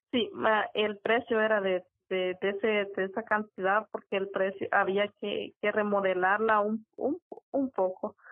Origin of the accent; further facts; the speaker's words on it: El Salvador; la ciudad de donde yo soy originaria